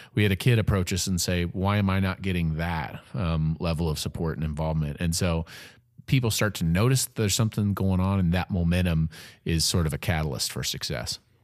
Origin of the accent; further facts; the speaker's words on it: Peoria, Illinois, United States; now in Evansville, United States; I'm from Peoria, Illinois